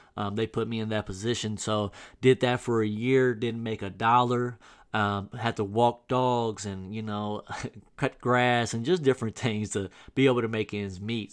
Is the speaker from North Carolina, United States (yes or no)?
no; Southern Illinois, United States; moved away as an adult; in my hometown in Southern Illinois